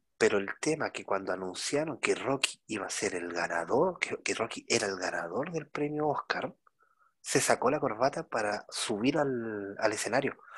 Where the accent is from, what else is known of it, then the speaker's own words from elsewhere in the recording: Chile; como lo decimos acá en Chile